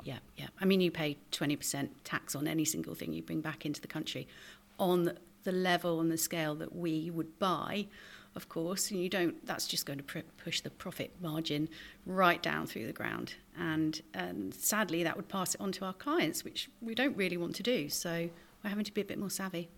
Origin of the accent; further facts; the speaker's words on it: Somerset, South West England, United Kingdom; now in Dorset, United Kingdom; I was born actually in Somerset.